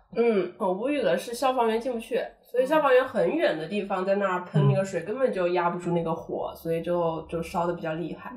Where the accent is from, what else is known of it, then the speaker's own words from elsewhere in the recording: China; now in Paris, France; 我们中国人